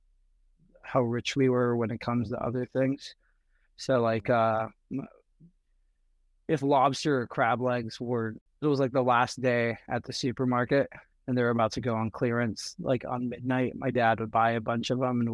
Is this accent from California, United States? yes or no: yes; Burbank, California, United States; I grew up in Burbank.